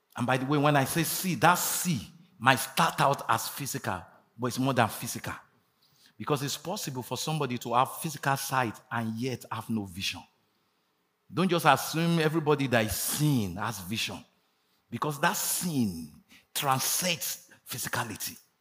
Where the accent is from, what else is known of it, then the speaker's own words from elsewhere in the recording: Nigeria; moved away; also born or lived in United States; I traveled there not as a Nigerian, as an American